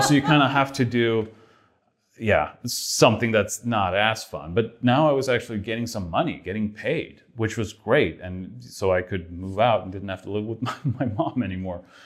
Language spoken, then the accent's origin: English; Sweden; moved away; I'm from Sweden, and it's like the other side of the world